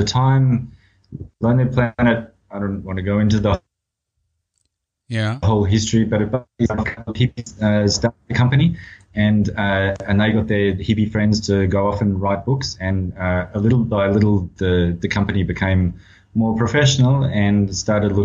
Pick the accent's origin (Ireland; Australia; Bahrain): Australia; I was born in Australia, and I spent most of my early years in Australia